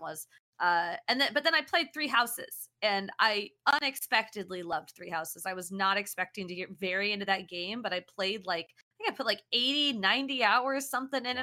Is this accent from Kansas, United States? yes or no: yes; Kansas, United States; moved away as an adult; now in San Francisco Bay Area, United States; I'm from Kansas